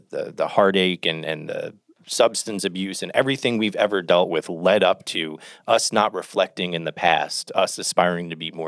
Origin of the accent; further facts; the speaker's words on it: New Jersey, United States; I'm from New Jersey.